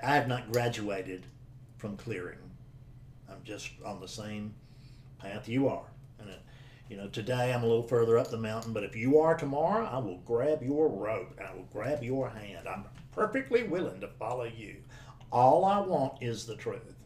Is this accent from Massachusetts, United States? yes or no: no; South Carolina, United States; I'm a guy from South Carolina